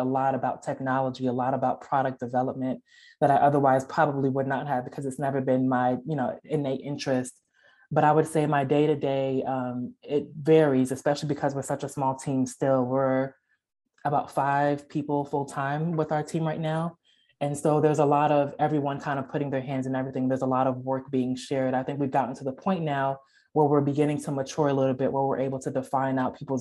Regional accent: New Jersey, United States; moved away as an adult; now in Memphis, United States; we're originally from Jersey

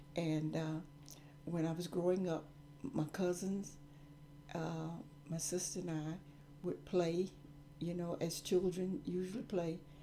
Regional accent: Gaffney, South Carolina, United States; I grew up in Gaffney, South Carolina

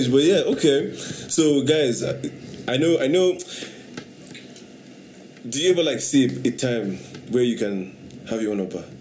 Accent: Anambra, Nigeria; I mean, of course, from Anambra, yeah, of course. I'm from Anambra, you don't know

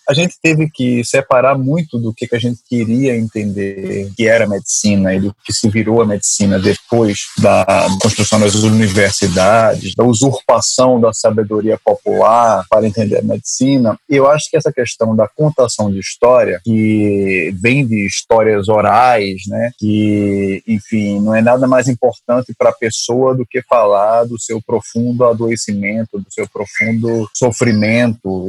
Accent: Recife, Pernambuco, Brazil; accent: Recife; moved away as an adult; now in Rio de Janeiro, Brazil; Eu sou de Recife, sotaque é de Recife, mas moro no Rio já faz 12 anos.

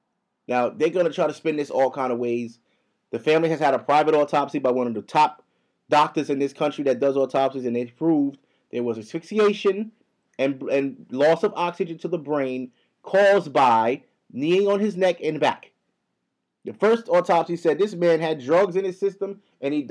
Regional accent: United States; now in New York, United States; I'm from here, my nigga. Y'all brung my people here. I was born here

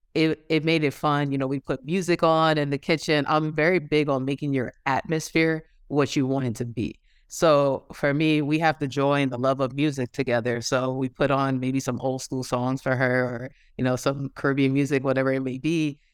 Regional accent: New York, United States; moved away as an adult; now in Georgia, United States; I'm originally from New York, but I am currently living in Georgia

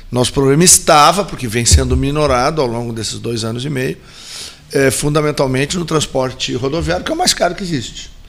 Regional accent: Rio Grande do Sul, Brazil; enquanto gaúchos nós olhamos isso

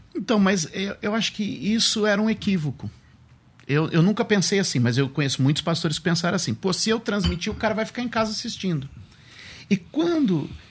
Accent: Suzano, São Paulo, Brazil; Sou de Suzano, sou nascido, sou terceira geração de Suzanense

